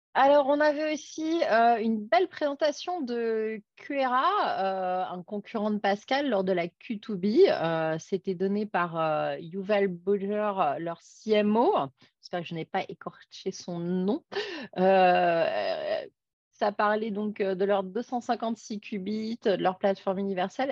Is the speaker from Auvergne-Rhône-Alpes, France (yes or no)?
yes; Grenoble, Auvergne-Rhône-Alpes, France; chez nous à Grenoble